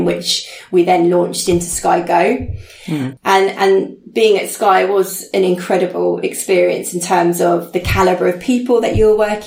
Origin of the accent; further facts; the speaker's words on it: Chichester, South East England, United Kingdom; also born or lived in Beaconsfield; my hometown in Chichester